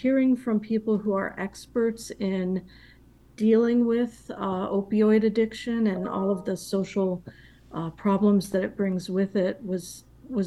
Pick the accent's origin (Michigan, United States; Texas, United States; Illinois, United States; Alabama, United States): Illinois, United States; I was born and raised in Illinois